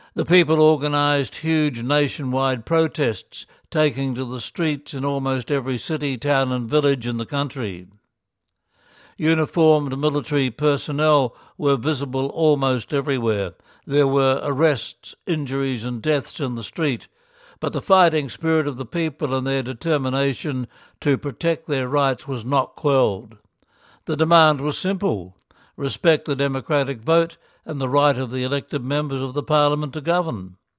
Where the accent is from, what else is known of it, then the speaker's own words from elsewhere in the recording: Philippines; moved away as an adult; now in Myanmar; Growing up in the Philippines